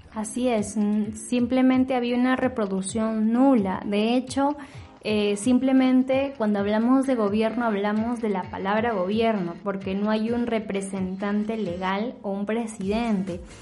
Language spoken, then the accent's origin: Spanish; Peru; como peruana